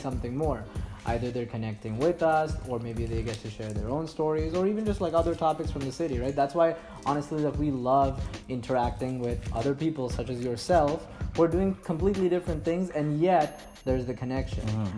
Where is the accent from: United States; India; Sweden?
India; Mumbai, Maharashtra; now in Montreal, Canada; I'm originally from Mumbai in India